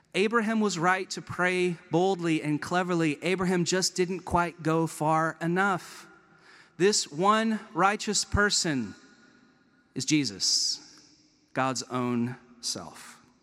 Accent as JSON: {"language": "English", "town": "Chapel Hill", "region": "North Carolina", "country": "United States", "tie": "born or raised there", "also_born_or_lived": "Durham, North Carolina", "moved": "as an adult", "lives_now": "Vancouver, Canada", "said": "I grew up in Chapel Hill as a Duke fan"}